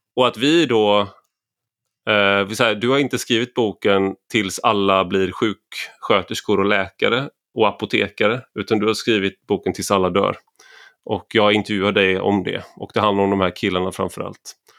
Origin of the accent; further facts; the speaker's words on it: Gothenburg, Västra Götaland, Sweden; när jag växte upp i Göteborg